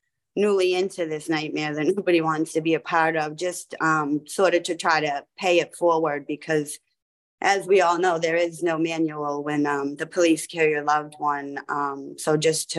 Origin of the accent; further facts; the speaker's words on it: Massachusetts, United States; we're from Massachusetts